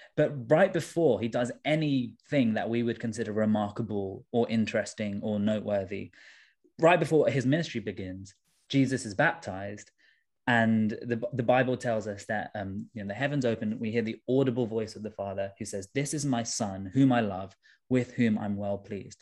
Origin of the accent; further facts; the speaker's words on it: London, United Kingdom; I'm from Tooting in southwest London. Um, my dad is from India originally. My mum is from Sri Lanka. And, um, yeah, I was, I was born and raised in London